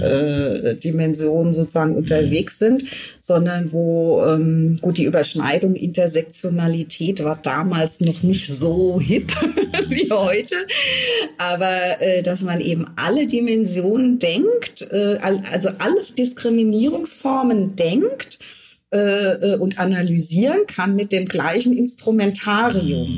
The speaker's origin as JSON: {"language": "German", "country": "Germany", "also_born_or_lived": "France / Scotland", "said": "als Jugendliche war ich im Ausland mm, und wurde dort als Deutsche abgelehnt"}